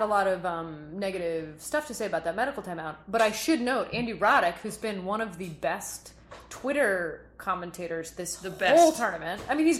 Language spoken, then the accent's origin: English; Montreal, Quebec, Canada; as a Canadian, as a Montrealer